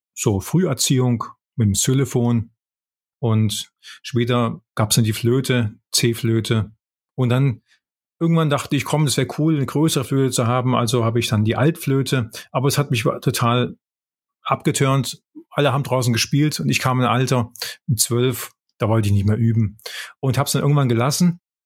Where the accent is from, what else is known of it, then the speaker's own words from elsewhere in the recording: Böblingen, Baden-Württemberg, Germany; moved away as an adult; also born or lived in Tübingen / Konstanz / Heidelberg / United States; now in Wiesbaden, Germany; aufgewachsen bin ich in Böblingen. Da bin ich geboren, da bin ich aufgewachsen.